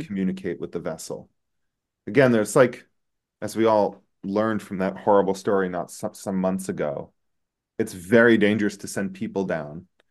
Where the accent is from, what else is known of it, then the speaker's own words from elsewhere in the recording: United States; an American attorney and law professor